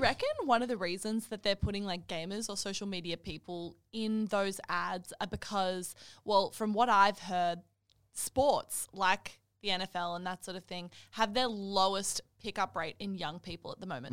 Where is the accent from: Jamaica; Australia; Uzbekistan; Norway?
Australia; I'm Australian